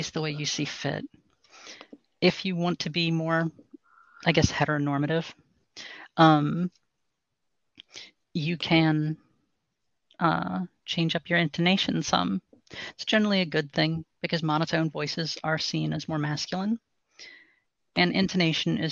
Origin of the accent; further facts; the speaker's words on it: New Orleans, Louisiana, United States; I'm from basically the New Orleans area